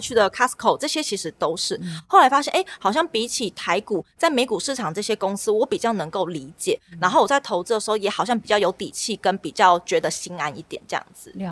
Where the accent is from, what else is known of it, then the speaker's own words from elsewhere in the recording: Tainan, Taiwan; 南就是我是台南人，所以我们对在我们家附近那边有找到一个不错的台南地点